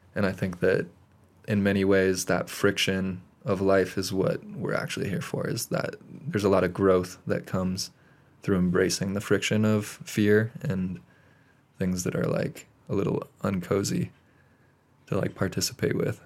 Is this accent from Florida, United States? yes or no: no; Great Falls, Montana, United States; now in Bozeman, United States; I am originally from Great Falls, Montana